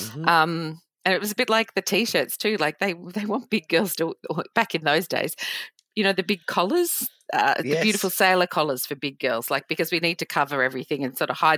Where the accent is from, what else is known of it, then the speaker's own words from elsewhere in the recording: New South Wales, Australia; born there; also born or lived in Portsea; So I grew up, I was born in New South Wales, but my dad's an army. I'm an army child.